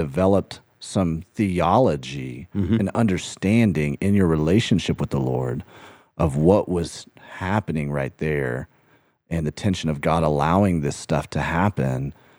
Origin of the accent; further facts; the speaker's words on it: England, United Kingdom; Come on, I'm an English guy.